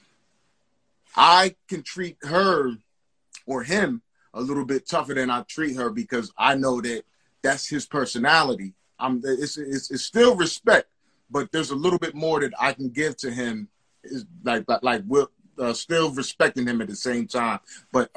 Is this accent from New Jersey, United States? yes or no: yes; New Jersey, United States; I'm from Jersey